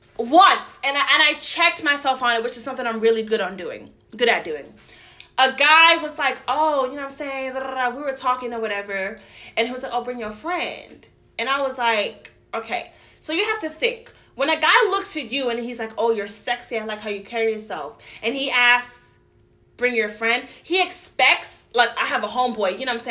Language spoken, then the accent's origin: English; Brooklyn, New York, United States; Listen, I'm from New York. You know what I'm saying? From Brooklyn.